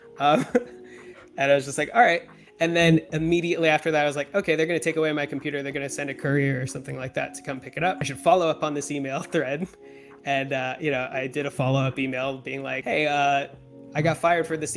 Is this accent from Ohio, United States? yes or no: no; San Diego, California, United States; now in Los Angeles, United States; I grew up in near Del Mar in San Diego.